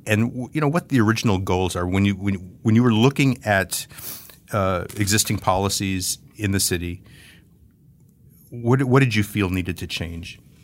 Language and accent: English; the Rio Grande Valley, Texas, United States; I grew up in the Valley. I've spent most of my life in Texas